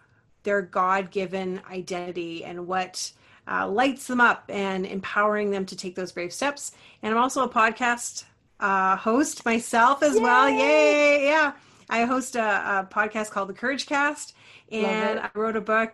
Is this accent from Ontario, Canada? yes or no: yes; Ontario, Canada; I'm from Ontario, Canada